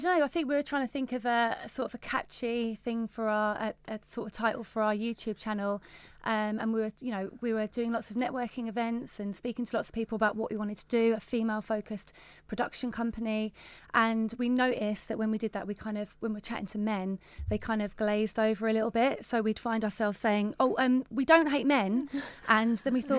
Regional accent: London, United Kingdom; we come from London

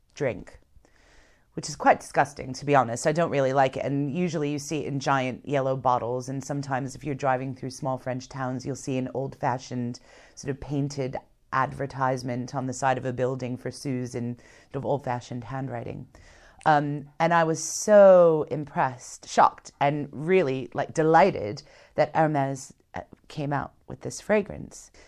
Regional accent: United States; being American

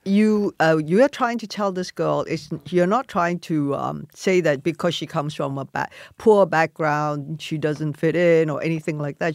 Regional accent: Malaysia; moved away; also born or lived in London; I grew up in Malaysia

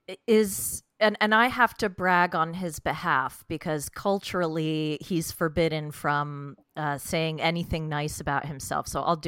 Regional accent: Maryland side of the DC metro area, United States; I'm from the DC metro area, just like Mary Payne Gilbert, who's not from there, but lives there now. So yeah, I'm from the Maryland side.

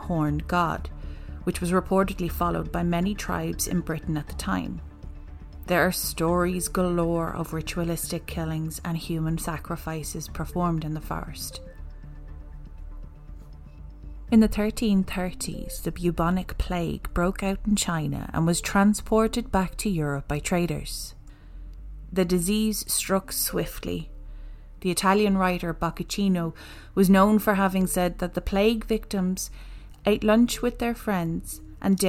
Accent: Ireland; we're an Irish podcaster

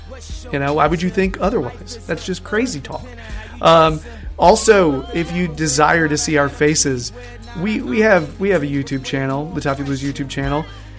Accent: United States; because I am American

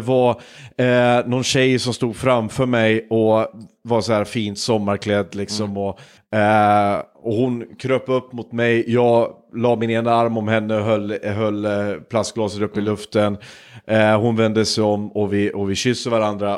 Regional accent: Hudiksvall, Gävleborg County, Sweden; min hemstad Hudiksvall

